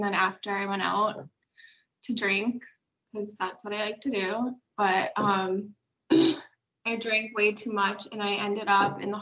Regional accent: Braintree, Massachusetts, United States; I'm from Braintree, Massachusetts

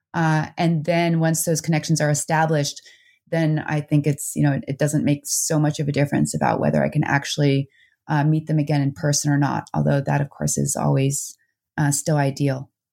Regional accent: New Jersey, United States; also born or lived in Netherlands; now in Vermont, United States; I grew up both in the Netherlands, uh, for a couple years, and then I moved to New Jersey

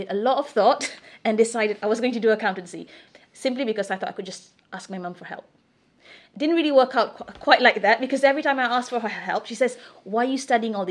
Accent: Singapore; moved away as an adult; also born or lived in Brunei; now in Wales, United Kingdom; I'm true blue Singaporean, born and brought up in Singapore.

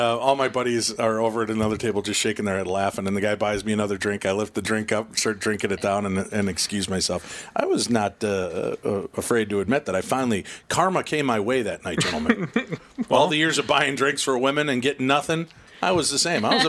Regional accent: Minnesota, United States; I'm from Minnesota in the state, you know, in the States.

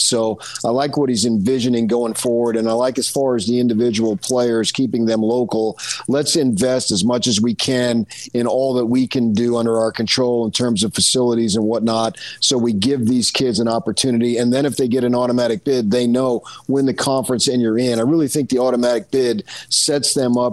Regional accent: Arizona, United States; now in Utah, United States; my home state of Arizona

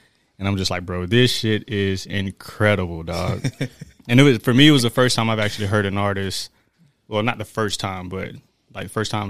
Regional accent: Daytona Beach, Florida, United States; also born or lived in Norristown; Well, I was born in Norristown, Pennsylvania, raised in Daytona Beach. Was Army brat, traveled around a lot.

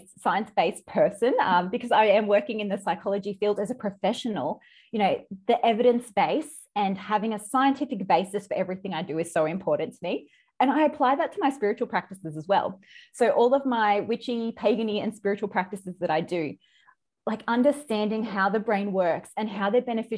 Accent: Australia; accent: Australian; all around Australia, which you can probably tell by my accent

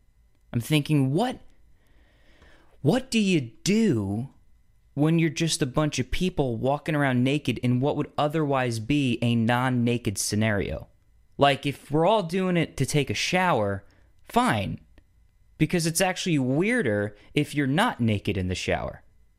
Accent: Atlanta, Georgia, United States; You know, I'm from Atlanta. The flight wasn't too bad. It's about 3 hours long.

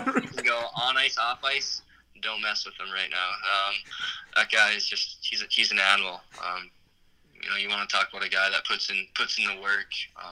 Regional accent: Superior, Wisconsin, United States; I hardly say I'm from Superior.

